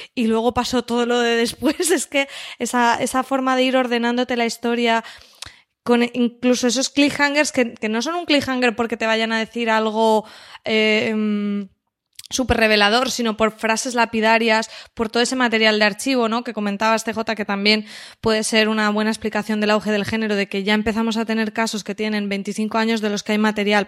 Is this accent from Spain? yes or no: yes; Valencian Community, Spain; siendo valencianos